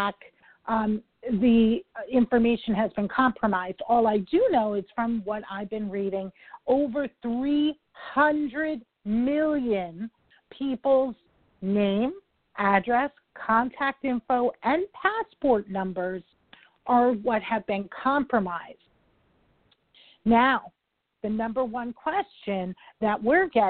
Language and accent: English; New York, United States; I'm a New Yorker